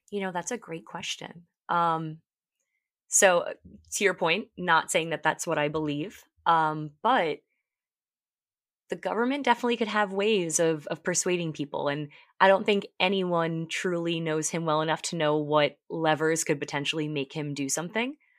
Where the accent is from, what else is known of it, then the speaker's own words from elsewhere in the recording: Long Island, New York, United States; I was born and raised on Long Island in New York